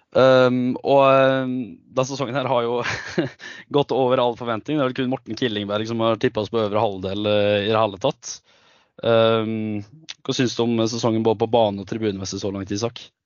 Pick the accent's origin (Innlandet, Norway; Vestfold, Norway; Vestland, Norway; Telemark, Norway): Innlandet, Norway; Gudbrandsdalen; jeg er fra Gudbrandsdalen, men jeg har to foreldre som er ifra Nord-Troms